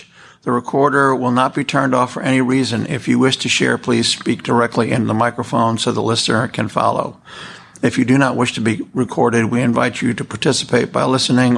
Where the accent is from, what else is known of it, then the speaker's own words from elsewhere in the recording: New York City, New York, United States; I was born in New York City. I was actually born in the Weill Columbia Hospital on the East River. I was raised in New York City.